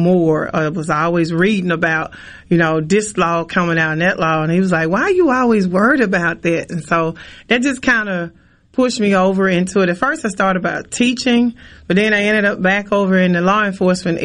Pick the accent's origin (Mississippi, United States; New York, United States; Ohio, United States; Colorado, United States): Mississippi, United States; Port Gibson; my hometown in Port Gibson